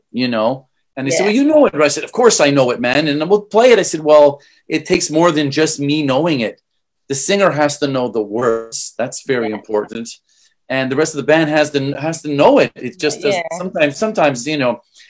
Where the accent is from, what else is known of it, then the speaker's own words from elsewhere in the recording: Canada; I'm from Canada